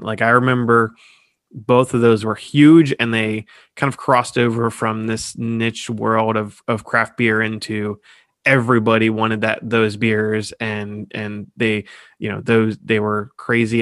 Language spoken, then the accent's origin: English; Columbus, Ohio, United States; I'm from Columbus